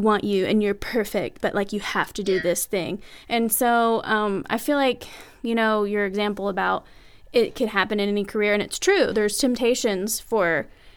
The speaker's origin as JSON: {"language": "English", "area": "the South", "region": "Southern United States", "country": "United States", "tie": "born or raised there", "said": "growing up in Southern Christian homes"}